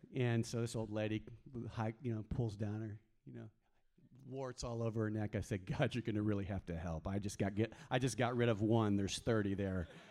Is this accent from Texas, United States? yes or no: yes; Texas, United States; also born or lived in New Mexico; I grew up mainly in Texas, um, but I spent four, four, years in the mountains of New Mexico when I was a kid